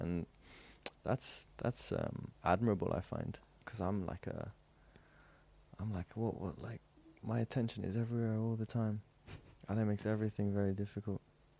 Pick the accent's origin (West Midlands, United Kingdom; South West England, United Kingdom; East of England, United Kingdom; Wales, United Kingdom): West Midlands, United Kingdom; accent: Worcestershire; I grew up in the Midlands. {S0} In Midlands? {S1} Worcestershire. We talk like that. We kind of like, we have this accent. It's like Brummie, but we talk like farmer people as well.